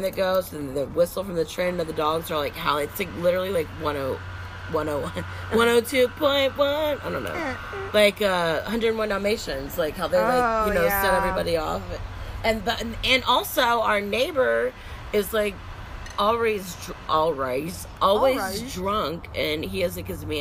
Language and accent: English; Texas, United States; we're from Texas